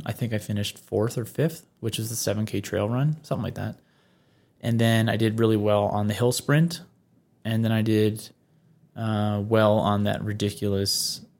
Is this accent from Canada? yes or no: yes; Newfoundland and Labrador, Canada; I'm from the Labrador section. I'm not the island. I'm not the islander. Mm-hmm. But I guess that my accent 10 years ago, 15 years ago, definitely would have suggested I was a Newfie.